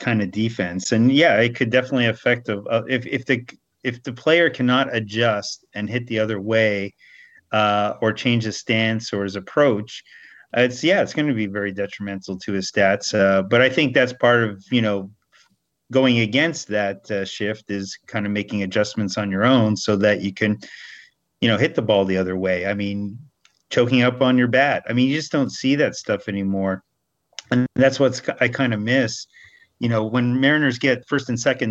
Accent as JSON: {"language": "English", "town": "Montreal", "region": "Quebec", "country": "Canada", "tie": "born or raised there", "also_born_or_lived": "Welland / Erie", "moved": "as an adult", "lives_now": "United States", "said": "growing up in Montreal"}